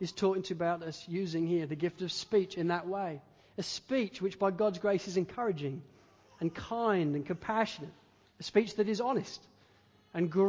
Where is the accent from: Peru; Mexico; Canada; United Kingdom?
United Kingdom; England; now in Australia; I'm an Englishman